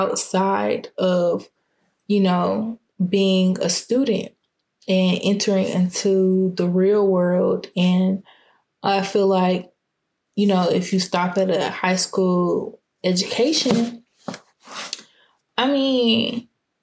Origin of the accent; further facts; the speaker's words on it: Clayton County, Georgia, United States; also born or lived in Fulton County, Georgia; I grew up in Clayton County. And I was in Clayton County until 6th grade. And then 7th grade, I transferred to Fulton County